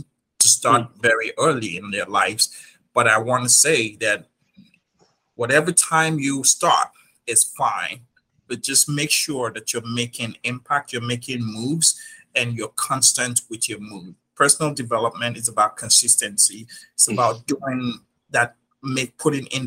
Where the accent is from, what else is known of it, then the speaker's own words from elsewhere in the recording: Nigeria; moved away as an adult; now in New York, United States; I was born and raised in Nigeria